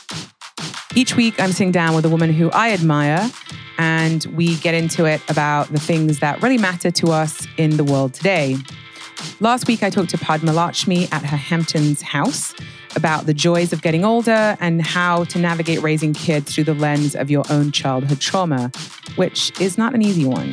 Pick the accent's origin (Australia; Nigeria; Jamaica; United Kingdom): United Kingdom; England; I'm from England where it rains 362 days a year.